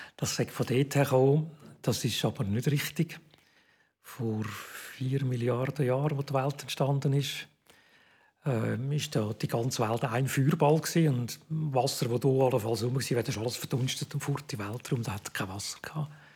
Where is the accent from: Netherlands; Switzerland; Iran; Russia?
Switzerland; Zurich; moved away as an adult; also born or lived in Bern; Ich bin äh, in Zürich aufgewachsen.